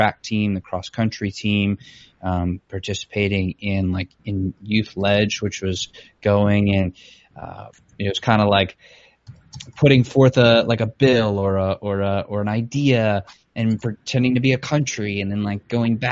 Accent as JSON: {"language": "English", "town": "Metairie", "region": "Louisiana", "country": "United States", "tie": "born or raised there", "said": "I was born in Metairie, Louisiana, to two people, my parents"}